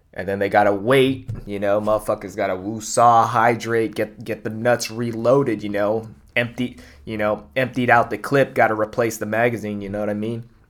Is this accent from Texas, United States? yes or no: no; Bay Area, California, United States; growing up in the Bay Area